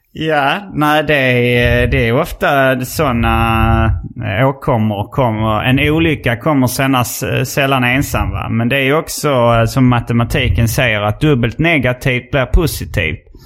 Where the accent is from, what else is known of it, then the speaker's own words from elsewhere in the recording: Hjärup, Skåne, Sweden; also born or lived in Lund; Jag var från uh, Hjärup